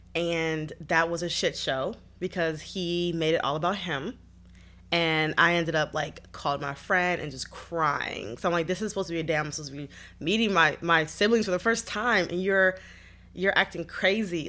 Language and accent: English; Detroit, Michigan, United States; I grew up in Detroit, born and raised